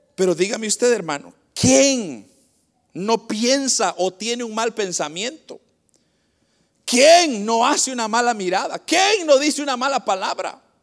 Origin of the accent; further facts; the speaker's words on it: Guatemala; moved away; el país de donde vengo, de Guatemala